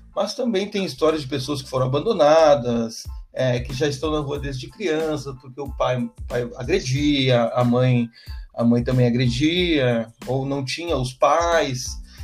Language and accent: Portuguese; Santiago, Rio Grande do Sul, Brazil; now in Porto Alegre, Brazil; eu sou natural de Santiago, no interior do, do, do estado do Rio Grande do Sul